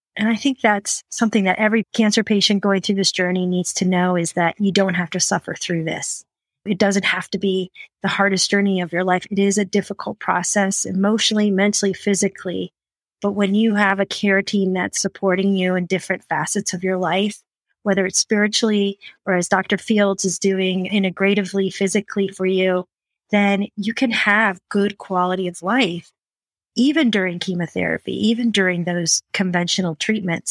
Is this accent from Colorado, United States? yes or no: yes; Fort Collins, Colorado, United States; live in my hometown of Fort Collins